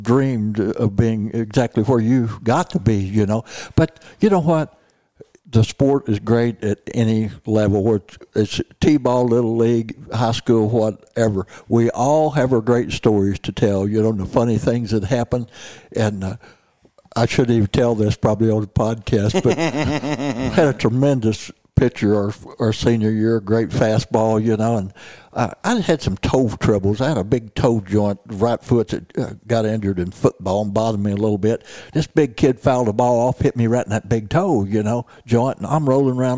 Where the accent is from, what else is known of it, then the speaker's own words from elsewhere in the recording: southeast Missouri, United States; I was reared in southeast Missouri